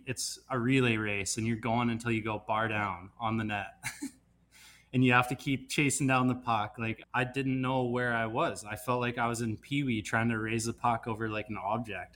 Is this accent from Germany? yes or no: no; Kelowna, British Columbia, Canada; moved away; I'm Kelowna, born and raised